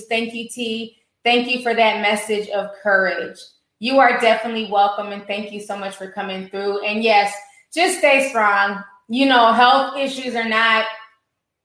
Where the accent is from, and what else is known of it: United States